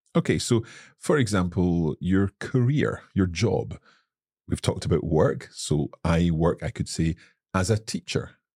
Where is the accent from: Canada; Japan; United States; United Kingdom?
United Kingdom; Scotland; I am from Scotland